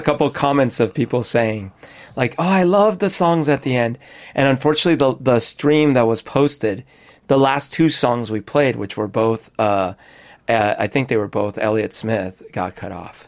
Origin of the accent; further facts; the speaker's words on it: Colombia; also born or lived in Florida; now in United States; when I was growing up in Colombia